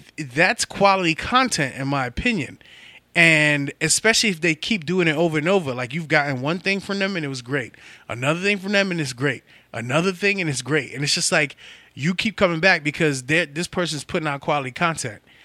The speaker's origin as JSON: {"language": "English", "town": "New York City", "region": "New York", "country": "United States", "said": "I'm from the Bronx"}